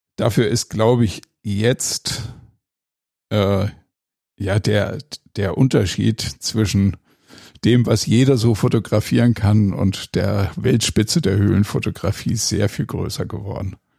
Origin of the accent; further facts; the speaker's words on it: Ennepetal, North Rhine-Westphalia, Germany; Also ich bin in Ennepetal zur Schule gegangen und habe in der Kludertstraße gewohnt, direkt um die Ecke von der Kluderthöhle